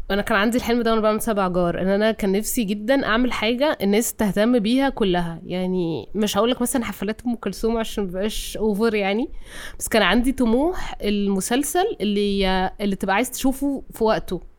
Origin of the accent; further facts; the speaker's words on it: Cairo, Cairo Governorate, Egypt; اتولدت في القاهرة